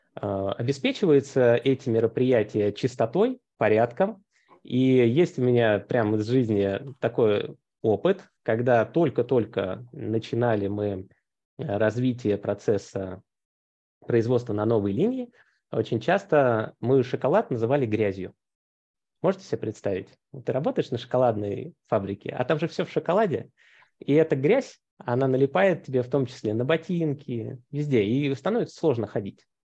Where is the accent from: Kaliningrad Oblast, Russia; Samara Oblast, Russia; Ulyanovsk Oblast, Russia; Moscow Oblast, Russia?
Moscow Oblast, Russia; Московская область, откуда я родом